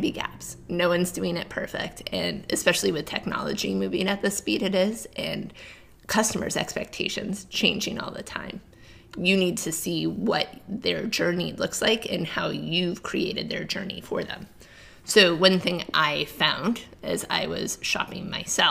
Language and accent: English; Cape Cod, New England, United States; I'm from the East Coast, grew up in New England